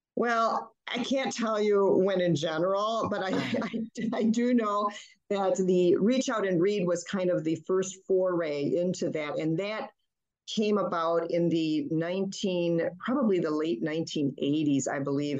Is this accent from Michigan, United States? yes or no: yes; Flint, Michigan, United States; first language German; English is a second language; my first language was not English. It was German. And oh. I didn't learn English until I was in kindergarten. I was born and raised in Flint, Michigan, to an immigrant family